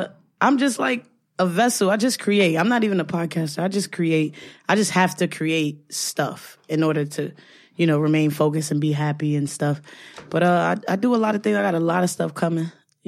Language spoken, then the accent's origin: English; New York City, New York, United States; I'm from Brooklyn.